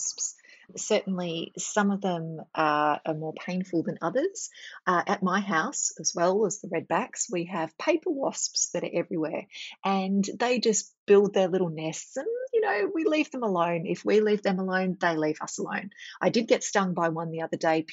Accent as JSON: {"language": "English", "region": "Victoria", "country": "Australia", "said": "I'm from Victoria"}